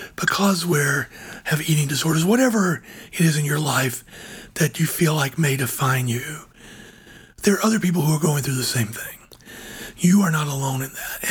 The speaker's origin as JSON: {"language": "English", "region": "Georgia", "country": "United States", "tie": "born or raised there", "said": "my home state of Georgia"}